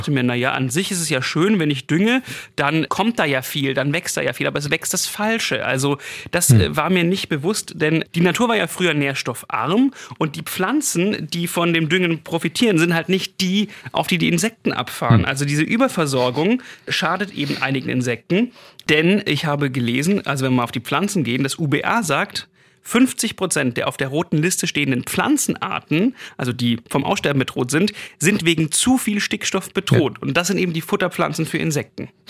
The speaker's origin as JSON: {"language": "German", "area": "Swabia", "region": "Baden-Württemberg", "country": "Germany", "moved": "yes", "said": "bei mir zu Hause mal, also wo ich herkomme, denke auf dem Land, auf dem Schwäbischen"}